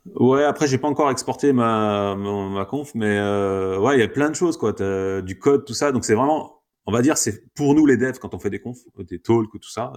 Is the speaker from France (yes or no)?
yes; France; nous, en tant que Français